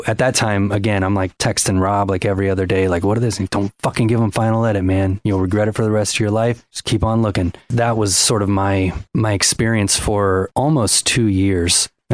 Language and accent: English; Ohio, United States; growing up in Ohio.